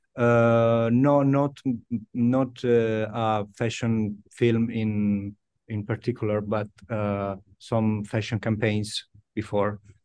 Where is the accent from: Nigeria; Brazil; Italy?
Italy; Milan, Lombardy; English is a second language; born and raised in, uh, in Italy, yes, in Milan